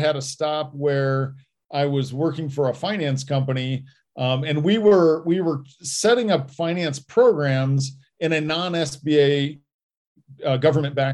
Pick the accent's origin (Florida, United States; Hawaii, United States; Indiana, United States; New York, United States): Indiana, United States; now in Colorado, United States; growing up in Indiana